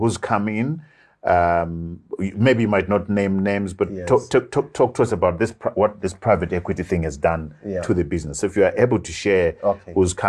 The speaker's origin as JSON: {"language": "English", "town": "Gwanda", "region": "Matabeleland South", "country": "Zimbabwe", "tie": "born or raised there", "moved": "yes", "said": "the rural areas where I grew up in Gwanda"}